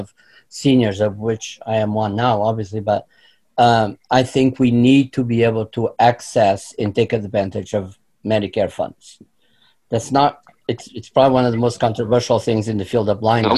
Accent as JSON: {"language": "English", "country": "Portugal", "tie": "born or raised there", "moved": "as an adult", "lives_now": "Florida, United States", "said": "I grew up in Portugal, moved to this country in my early 20s"}